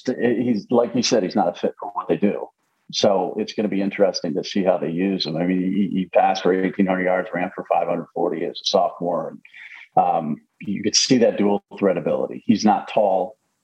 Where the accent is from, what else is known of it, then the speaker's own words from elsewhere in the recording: Connecticut, United States; not hometown, but home state of Connecticut.